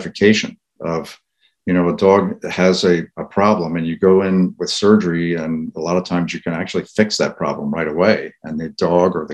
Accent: New Jersey, United States; moved away as an adult; also born or lived in Missouri / Indiana; I grew up in New Jersey

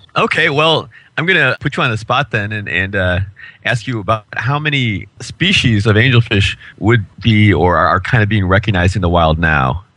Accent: Chicago, Illinois, United States; I'm from Chicago

